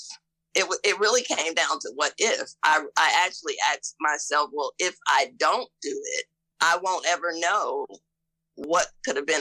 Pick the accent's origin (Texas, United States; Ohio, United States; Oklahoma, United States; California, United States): Ohio, United States; now in Mississippi, United States; I'm from Ohio and I'm coming to Mississippi